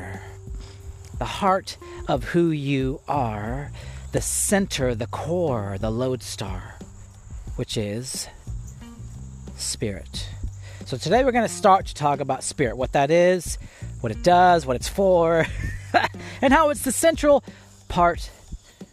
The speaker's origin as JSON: {"language": "English", "region": "Indiana", "country": "United States", "tie": "born or raised there", "said": "I'm from Indiana. I grew up in Indiana."}